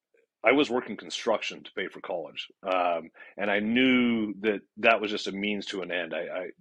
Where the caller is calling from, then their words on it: Phoenix, Arizona, United States; Phoenix. Yeah, I'm in Phoenix, Arizona.